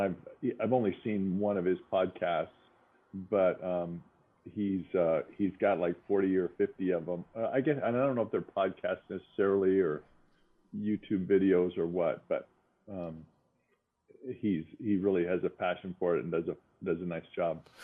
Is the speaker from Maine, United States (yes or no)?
no; Spokane, Washington, United States; we grew up in Spokane with a big backyard